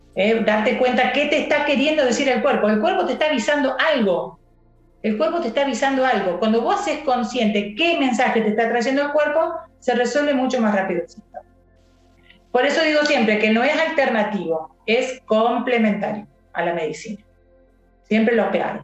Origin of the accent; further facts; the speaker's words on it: Villa Carlos Paz, Córdoba, Argentina; soy de Carlos Paz